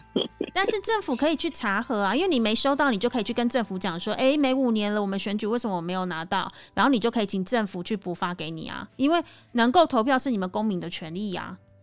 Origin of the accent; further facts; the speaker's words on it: Taiwan; now in Cambodia; 我是台湾人